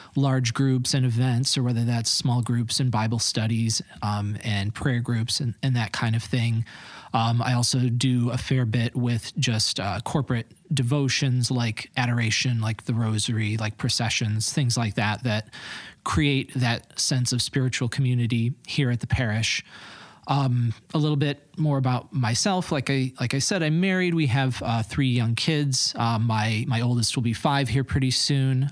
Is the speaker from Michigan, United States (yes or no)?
yes; east side of Michigan, United States; moved away as an adult; now in Holland, United States; born and bred Michigander. I'm from the east side of the state. So I grew up there